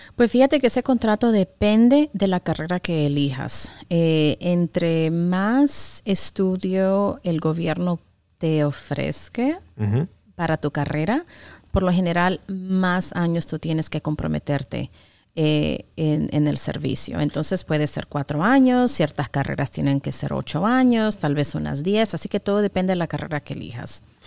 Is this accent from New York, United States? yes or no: yes; New York, United States; also born or lived in Tegucigalpa, Honduras; now in Chattanooga, United States; creciendo en Nueva York, con todas las comodidades